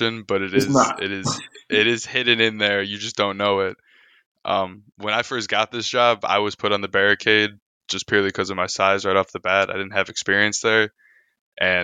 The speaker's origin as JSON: {"language": "English", "area": "south suburbs of Chicago", "region": "Illinois", "country": "United States", "also_born_or_lived": "Bridgeport, Chicago", "lives_now": "Chicago, United States", "said": "I'm actually from the south suburbs of Chicago, but currently I live in the city."}